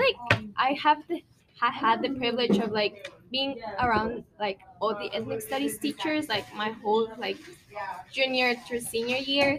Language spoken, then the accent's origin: English; Bay Area, California, United States; we're from the Bay Area, so the Bay Area is so like diverse